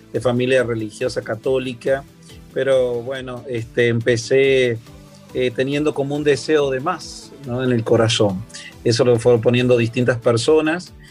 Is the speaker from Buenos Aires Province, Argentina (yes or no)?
no; San Luis, Argentina; moved away as an adult; also born or lived in Río Cuarto, Argentina; now in Miami, United States; en la provincia de San Luis, donde yo nací